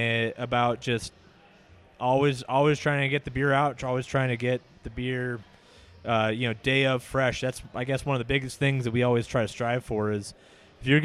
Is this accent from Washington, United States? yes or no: yes; Seattle, Washington, United States; also born or lived in Marietta, Ohio; I was born and raised in Seattle